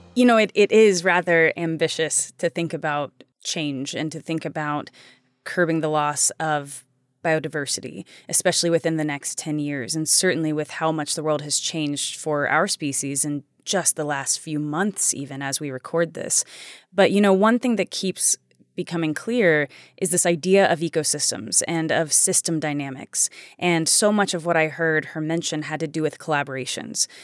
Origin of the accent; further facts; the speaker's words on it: United States; I am an American. I live in America